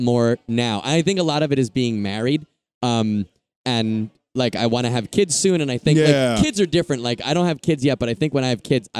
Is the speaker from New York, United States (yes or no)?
yes; Long Island, New York, United States; Okay, New York.